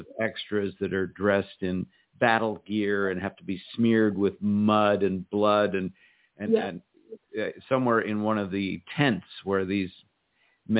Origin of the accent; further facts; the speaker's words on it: Los Angeles, California, United States; moved away as an adult; also born or lived in New York City; I still live in the same house that I grew up in.